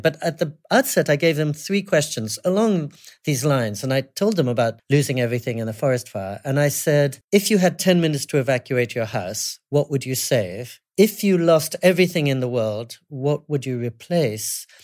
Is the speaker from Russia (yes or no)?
no; England, United Kingdom; moved away; also born or lived in California / New York City / Japan; I was brought up in England